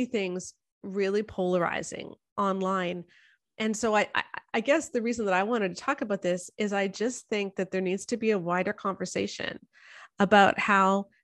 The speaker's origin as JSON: {"language": "English", "country": "Canada", "said": "I'm a Canadian sociologist, in the sense that I have most of my degrees are in sociology and I'm Canadian"}